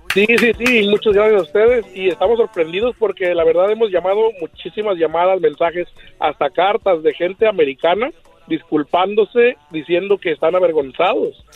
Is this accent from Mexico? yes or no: yes; Mexico; also born or lived in Michoacán; now in Anaheim, United States; originario Zacatecas y Michoacán